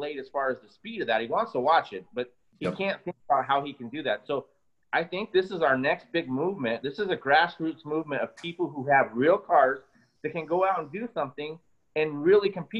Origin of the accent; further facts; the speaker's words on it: United States; being an American